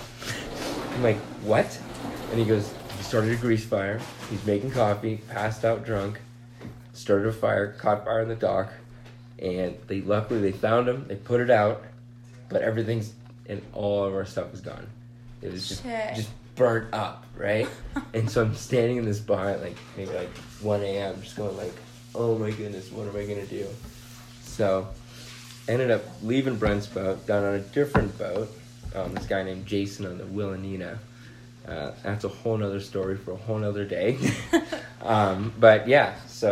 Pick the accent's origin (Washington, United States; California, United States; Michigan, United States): California, United States; Southern; I grew up in Southern California.